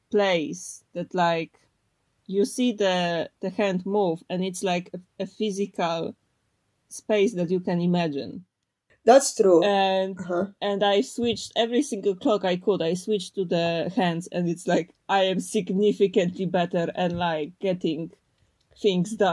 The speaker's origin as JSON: {"language": "English", "country": "Poland", "first_language": "Polish", "second_language": "English", "said": "Because in Polish, my native tongue, I need to think."}